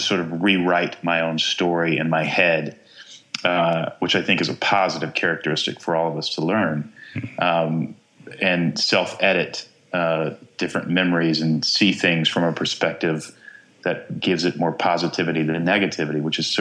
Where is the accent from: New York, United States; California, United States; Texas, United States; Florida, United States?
Texas, United States; I grew up in Texas